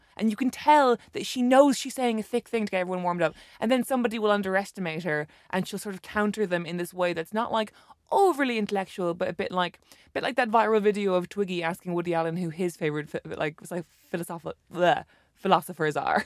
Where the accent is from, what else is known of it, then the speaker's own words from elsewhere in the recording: Ireland; being Irish